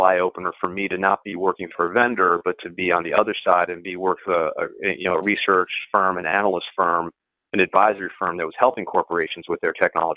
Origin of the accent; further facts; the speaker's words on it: metropolitan New York area, Connecticut, United States; also born or lived in Boston, Massachusetts; I grew up in the metropolitan New York area.